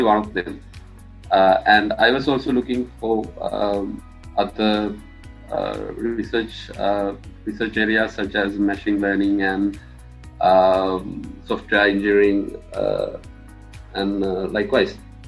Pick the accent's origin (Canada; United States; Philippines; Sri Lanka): Sri Lanka; Matara, Southern Province; moved away as an adult; I'm from Mathura in Sri Lanka, and I studied at Rahula College Mathura from grade 1 to grade 13